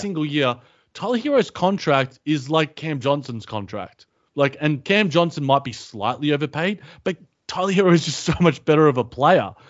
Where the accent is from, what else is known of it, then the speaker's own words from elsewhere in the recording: Australia; as an Australian